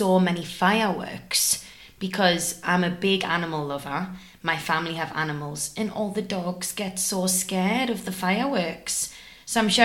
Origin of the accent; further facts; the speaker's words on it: Newcastle upon Tyne, North East England, United Kingdom; moved away; I'm from Newcastle.